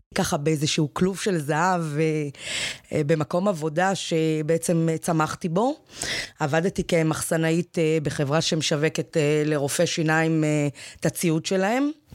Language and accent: Hebrew; Ramla/Lod, Central District, Israel; moved away as an adult; also born or lived in Nahariya; אני גדלתי שם, אני הגעתי משם